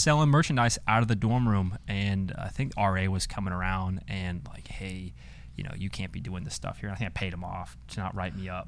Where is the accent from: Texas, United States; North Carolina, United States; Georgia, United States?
Georgia, United States; Atlanta; moved away as an adult; now in Bowling Green, United States; I'm a out-of-state kid, I'm from Atlanta